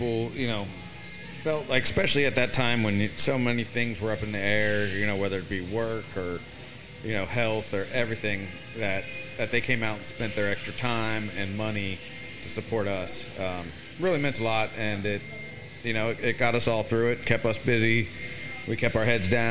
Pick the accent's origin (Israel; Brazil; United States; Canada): United States; Cincinnati, Ohio; moved away as an adult; also born or lived in Knoxville, Tennessee; now in Houston, United States; 17 years in Cincinnati, Ohio. That's where I was born and raised and the family is.